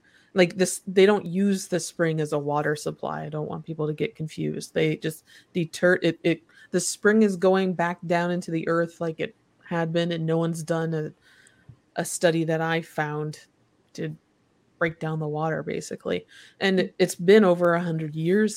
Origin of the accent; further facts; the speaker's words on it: Kalamazoo, Michigan, United States; I grew up around Kalamazoo, Michigan, which is where Kellogg is